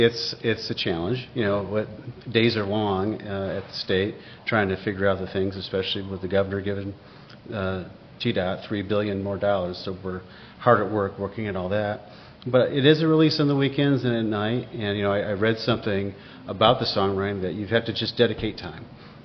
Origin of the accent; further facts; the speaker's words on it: south of Buffalo, Western New York, United States; moved away as an adult; now in Nashville, United States; I'm originally from Western New York, south of Buffalo. And so grew up there, went to college there. Played baseball there.